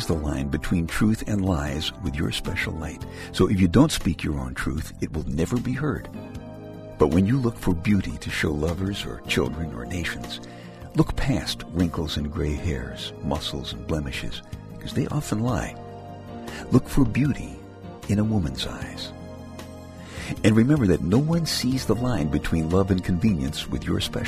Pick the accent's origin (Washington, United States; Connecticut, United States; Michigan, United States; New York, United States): New York, United States; New York City; I'm from Brooklyn, as in New York City